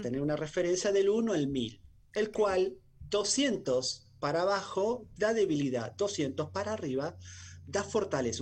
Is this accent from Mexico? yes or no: no; Argentina; muchos argentinos